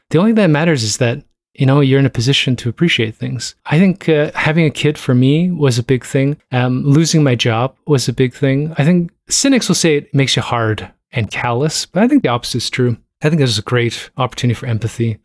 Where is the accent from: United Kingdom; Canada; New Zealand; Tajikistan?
Canada; Toronto, Ontario; I'm from Toronto.